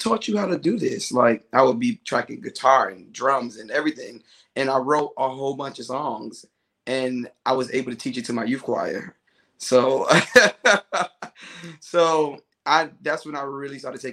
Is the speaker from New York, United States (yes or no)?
yes; New York City, New York, United States; now in Union, New Jersey, United States; I'm from the Bronx, New York